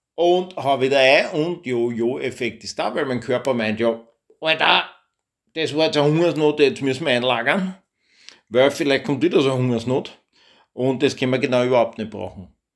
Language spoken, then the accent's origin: German; Austria; bei uns in Österreich